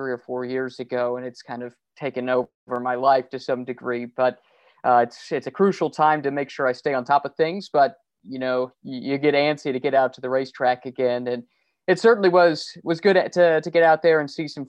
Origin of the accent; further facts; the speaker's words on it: Indianapolis, Indiana, United States; growing up in Indianapolis, the Indianapolis area, racing is such a big part of the local community.